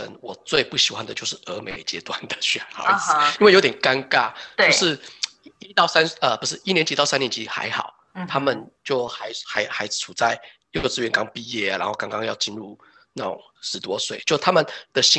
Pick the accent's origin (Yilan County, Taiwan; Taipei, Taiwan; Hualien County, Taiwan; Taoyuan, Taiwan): Taoyuan, Taiwan; moved away as an adult; now in Denmark; 光我们桃园、台北就感觉很大了